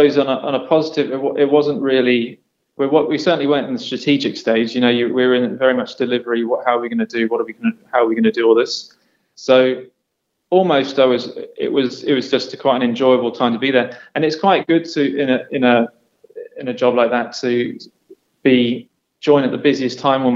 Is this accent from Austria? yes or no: no; England, United Kingdom; I'm English